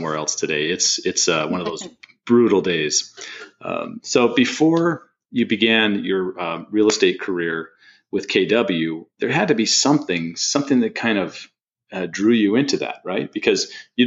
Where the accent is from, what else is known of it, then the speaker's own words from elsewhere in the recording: San Diego, California, United States; moved away; I grew up in San Diego